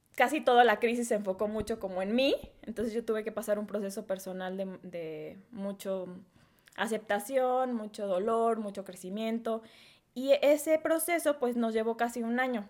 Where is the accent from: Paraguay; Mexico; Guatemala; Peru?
Mexico; Guadalajara, Jalisco; now in Querétaro, Mexico; soy de Guadalajara, Jalisco